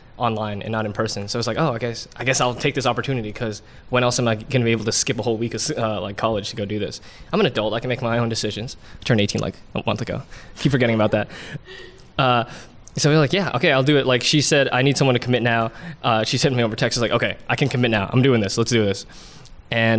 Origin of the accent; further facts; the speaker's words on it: Fairfax, Virginia, United States; also born or lived in Richmond, Virginia; I am originally from Northern Virginia, I guess you could say Fairfax